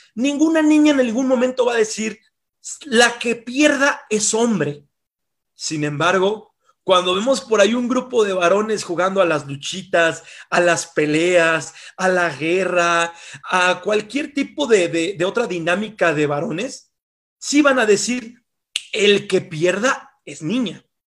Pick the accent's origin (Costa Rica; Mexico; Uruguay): Mexico; como mexicanos somos constituidos o de alguna forma también instruidos en el consumo